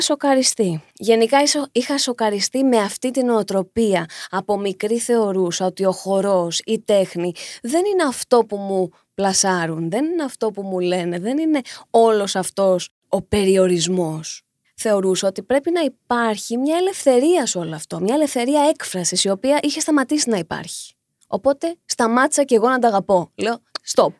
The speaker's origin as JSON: {"language": "Greek", "town": "Chalcis", "region": "Central Greece", "country": "Greece", "tie": "born or raised there", "said": "εγώ είμαι από τη Χαλκίδα."}